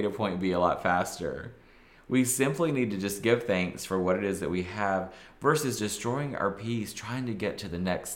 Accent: the South, United States; I'm from the South.

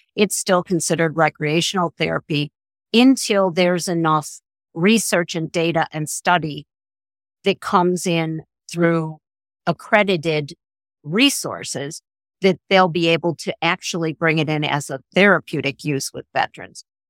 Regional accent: La Grange, Illinois, United States; I grew up outside of Chicago in a, in a suburb called LaGrange

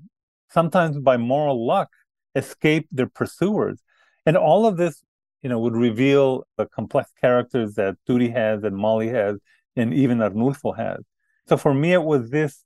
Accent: El Paso, Texas, United States; now in Connecticut, United States; when I grew up in El Paso

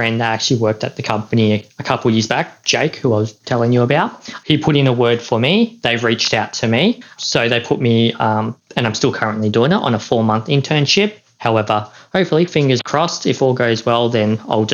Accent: Melbourne, Victoria, Australia; I'm from Melbourne

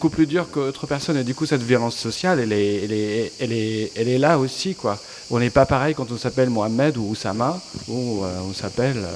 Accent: Damascus, Damascus Governorate, Syria; French is a second language; moved away as an adult; now in France; je suis arrivé en France, je viens je viens de Syrie, j'habitais Damas il y a 12 ans

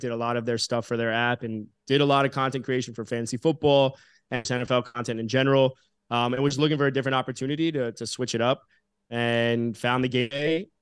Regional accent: South Florida, United States; growing up in South Florida, I was friendly with a lot of you know my school had a lot of athletes

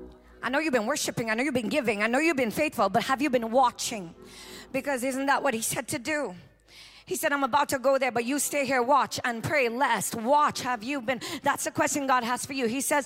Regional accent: New York, United States; I'm used to you. I'm from New York. I get it.

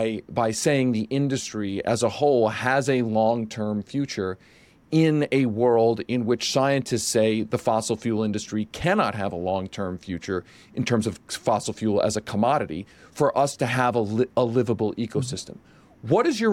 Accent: Pennsylvania, United States; Josh and I grew up in outside of Philadelphia.

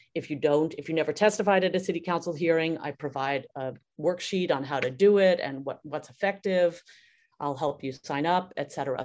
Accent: New York City, New York, United States; I grew up in Brooklyn, and I trained as a dancer

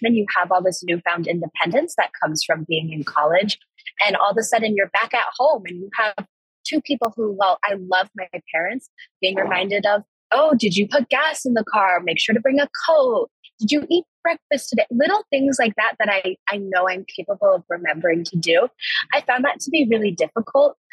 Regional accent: Evergreen, Colorado, United States; also born or lived in Fort Collins, Colorado; being from Colorado, I'm from Evergreen, Colorado, which is about like an hour and a half away from here

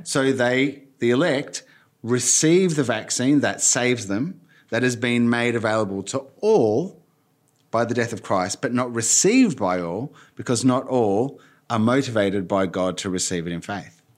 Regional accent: Argentina; moved away; I grew up in Argentina and worked there and as an adult as well

